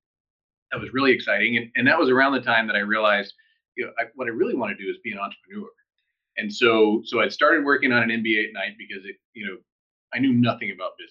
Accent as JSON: {"language": "English", "town": "El Paso", "region": "Texas", "country": "United States", "tie": "born or raised there", "also_born_or_lived": "San Diego", "moved": "as an adult", "said": "I grew up in El Paso, Texas"}